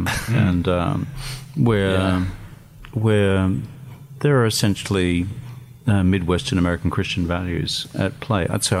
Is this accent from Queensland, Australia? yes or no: yes; Eumundi, Queensland, Australia; I grew up in the Yamundi CWA Hall right. In Queensland.